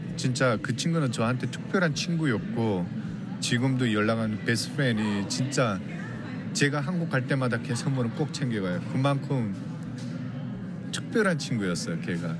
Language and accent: Korean; North Korea; now in Los Angeles, United States; 제가 북한 사람이란 걸